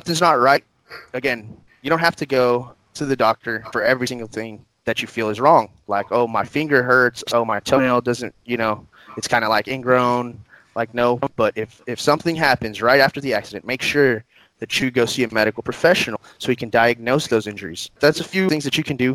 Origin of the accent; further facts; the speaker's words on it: Odessa, Texas, United States; also born or lived in Houston, Texas; I'm a lifelong Odessan, been here my entire life